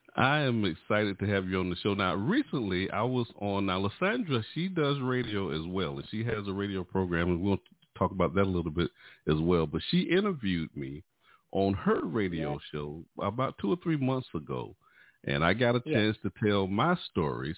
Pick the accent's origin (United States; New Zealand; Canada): United States; High Point, North Carolina; we was raised up in the same city